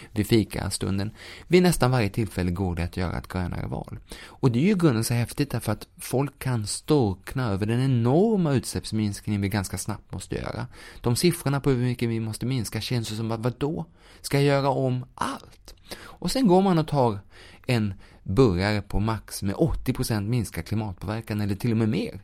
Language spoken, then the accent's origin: Swedish; Sweden; vi som svenskar kan göra, eller som boende i Sverige